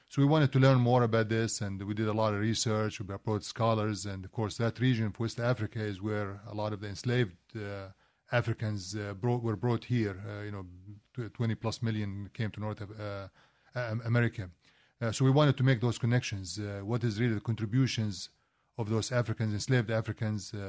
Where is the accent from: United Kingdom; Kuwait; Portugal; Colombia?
Kuwait; also born or lived in Palestine; now in United States; I, I, was actually born in Kuwait